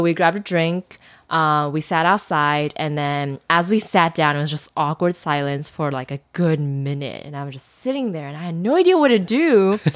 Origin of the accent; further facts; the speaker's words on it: China; I'm from China